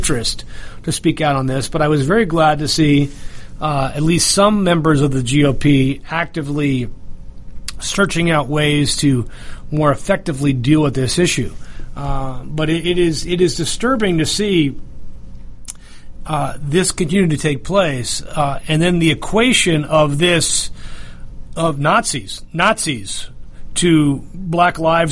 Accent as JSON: {"language": "English", "town": "North Bergen", "region": "New Jersey", "country": "United States", "tie": "born or raised there", "also_born_or_lived": "upstate New York", "moved": "yes", "said": "the town that I grew up in New Jersey before I moved to upstate New York"}